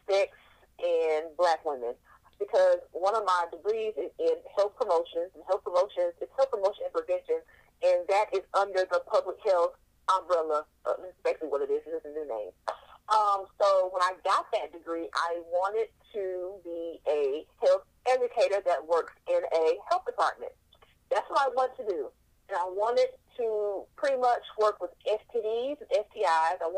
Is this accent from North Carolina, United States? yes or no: yes; North Carolina, United States; I was born and raised in North Carolina. I am from the South.